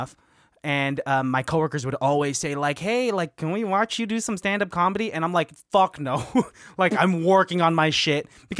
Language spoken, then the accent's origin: English; Philippines; Yeah, I think I said yes, I am Filipino, and you know what they say about Filipinos?